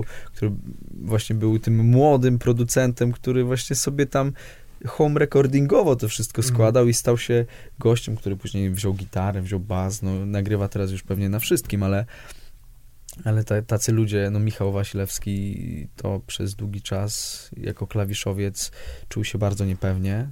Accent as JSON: {"language": "Polish", "country": "Poland", "tie": "born or raised there", "moved": "yes", "lives_now": "Warsaw, Poland", "said": "jestem z Piotrkowa"}